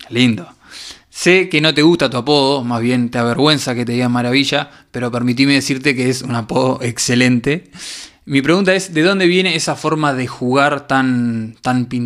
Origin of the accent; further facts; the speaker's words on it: Uruguay; Ah, por eso, pero yo soy uruguayo.